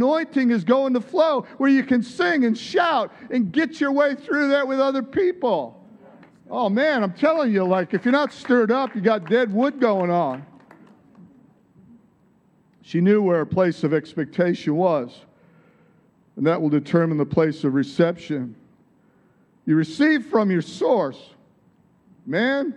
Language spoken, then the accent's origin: English; Michigan, United States; accent: American; moved away as an adult; also born or lived in San Diego, California; I moved from Michigan, my home state, to California, to San Diego